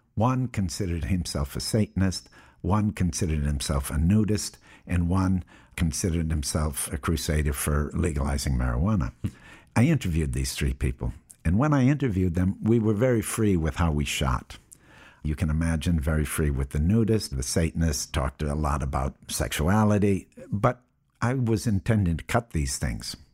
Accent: Appleton, Wisconsin, United States; I was born in Appleton, Wisconsin in 1955.

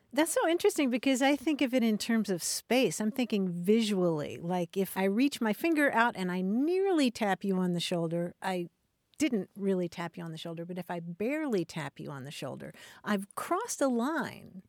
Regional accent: Kentucky, United States; I grew up in Kentucky

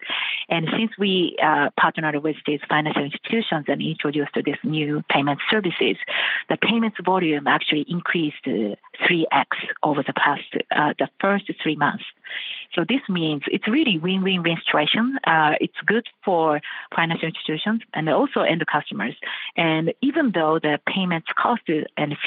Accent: Japan; I'm coming from Japan.

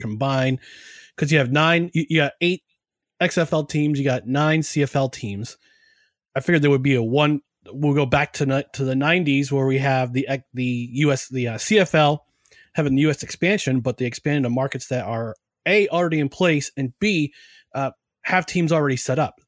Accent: New Jersey, United States; moved away; also born or lived in New York area; I was born in New Jersey. I was still living there.

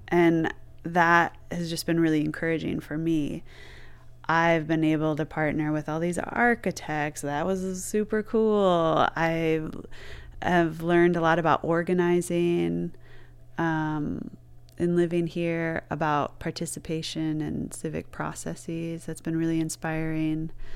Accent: Flint, Michigan, United States; now in Detroit, United States; I'm from Michigan. I was born in Flint, It isn't a city I really stayed

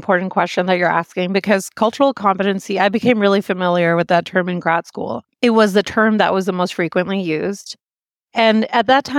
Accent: Singapore; also born or lived in Pakistan; So I was born in Pakistan and I was about 5 when we moved to Singapore.

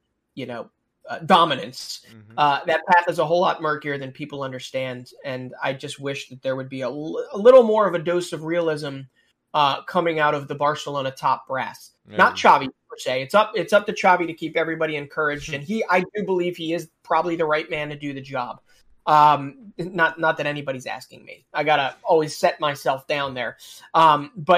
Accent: United States; me being an American

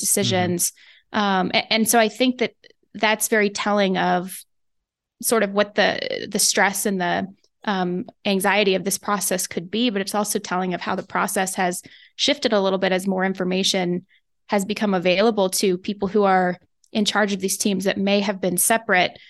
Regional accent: West Coast, United States; moved away; I grew up on the West Coast

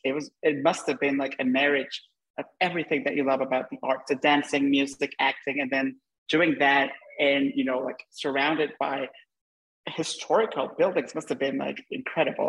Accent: Honduras; moved away; I'm Hondureño and I, you know, I grew up, we grew up in the same part of the world

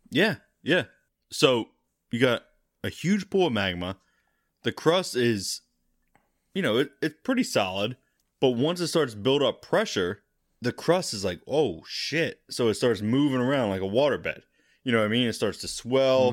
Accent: United States; I'm American

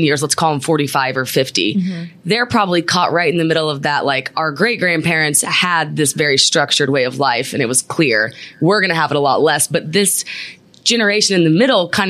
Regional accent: Midwest, United States; now in New York, United States; we're both from the Midwest

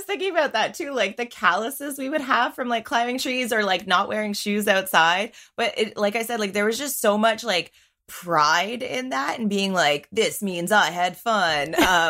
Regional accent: St. Catharines, Ontario, Canada; also born or lived in Winnipeg / Niagara / Waterloo; St. Catharines. So if someone doesn't know St. Catharines specifically, like Niagara region by Niagara Falls.

